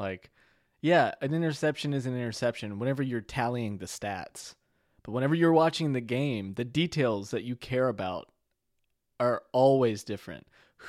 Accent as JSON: {"language": "English", "region": "Louisiana", "country": "United States", "moved": "yes", "said": "So I'm from Louisiana originally."}